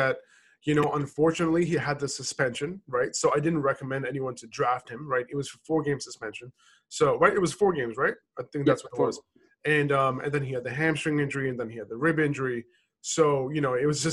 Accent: New York, United States; moved away; also born or lived in Boston; My hometown is New York

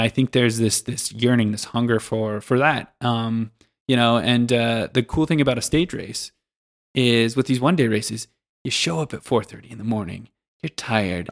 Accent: Pacific Northwest, United States; moved away as an adult; also born or lived in Kansas / Denver; now in Switzerland; I grew up in, originally in the Pacific Northwest in, uh, the United States

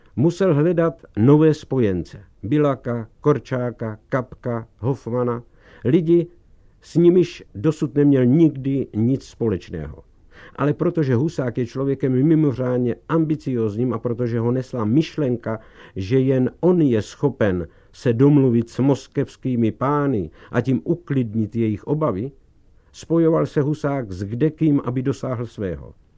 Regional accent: Czechia; moved away as an adult; now in Germany; z domova z Československa

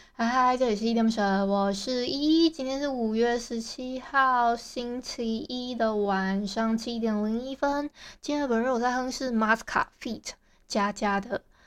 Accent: Hualien, Hualien County, Taiwan; 大家也知道我是花莲人

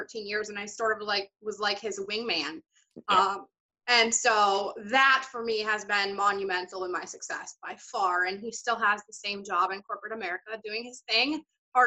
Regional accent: Iowa, United States; moved away; also born or lived in India; the state of Iowa, where I'm originally from

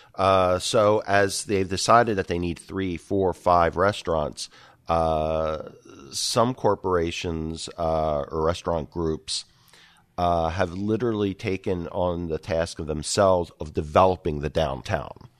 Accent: Philadelphia, Pennsylvania, United States; now in Rochester, United States; grew up and cut my teeth in, uh, in and around Philadelphia

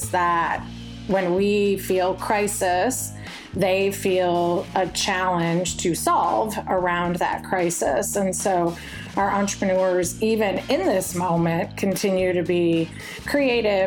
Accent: Detroit, Michigan, United States; moved away as an adult; now in Memphis, United States; Detroit, Michigan, which is my hometown

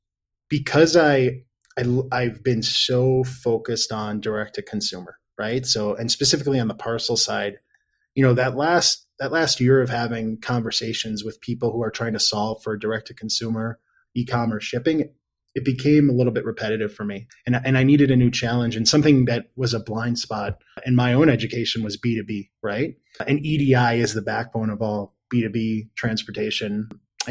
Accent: Buffalo, New York, United States; also born or lived in Seattle, Washington / Geneseo, New York; now in Denver, United States; grew up in Buffalo, New York.

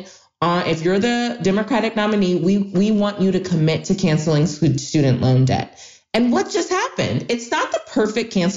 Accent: Ohio, United States; my home state of Ohio

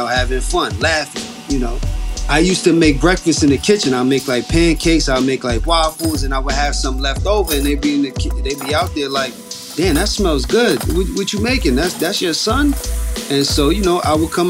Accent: New York City, New York, United States; We grew up in Co-op City, Section 5. Northeast part of the Bronx

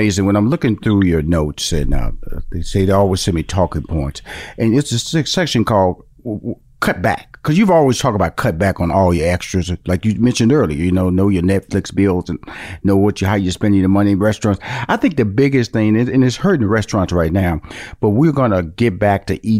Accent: Houston, Texas, United States; I came from Fifth Ward, which is an inner city, and my parents upgraded a little bit, moved to like a bigger version of the inner city.

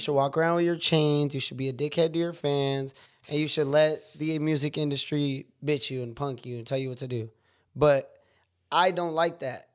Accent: San Jose, California, United States; also born or lived in Riverside, California; They were moving from L A to Washington to San Jose, California, where I grew up

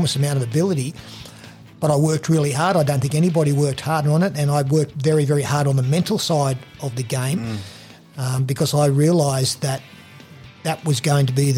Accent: Raymond Terrace, New South Wales, Australia; I grew up in Raymond Terrace

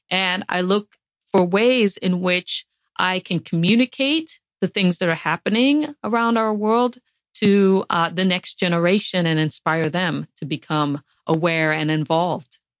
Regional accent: Guam; born there; I was born on Guam because my father worked for a NASA contractor during the Apollo missions.

